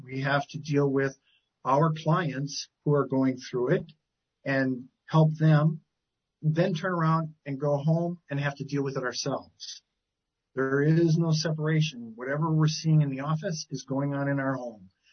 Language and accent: English; Milwaukee, Wisconsin, United States; moved away as an adult; also born or lived in Eau Claire, Wisconsin; I grew up in Wisconsin